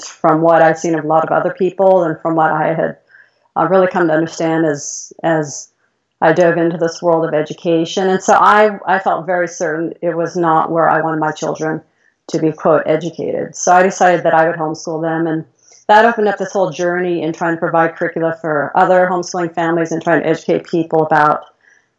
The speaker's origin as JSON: {"language": "English", "town": "Mill Valley", "region": "California", "country": "United States", "tie": "born or raised there", "said": "I grew up in California, Mill Valley, California. It's the suburb of San Francisco."}